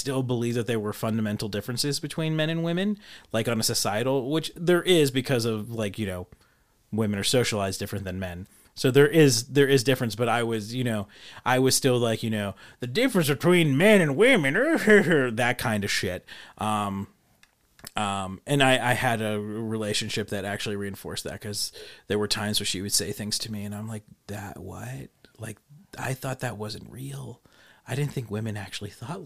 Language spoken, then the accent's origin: English; United States; I'm an American